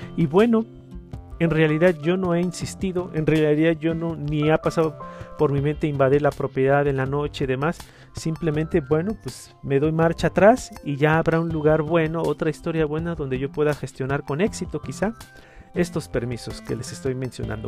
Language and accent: Spanish; Mexico; los mexicanos siempre tenemos